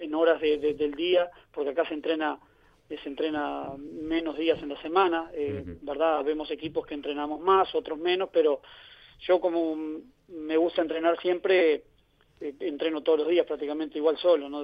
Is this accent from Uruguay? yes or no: yes; Uruguay; moved away as an adult; also born or lived in United States / Canada; now in Ibiza, Spain; Yo me inicié como todo niño allá en Sudamérica jugando baby fútbol. Después a los 17 años fui a jugar a Montevideo. No, no tuve la, fortuna, la suerte o las condiciones de jugar en, los equipos de elite de mi país, que es, muy competitivo, todos saben, allá en Uruguay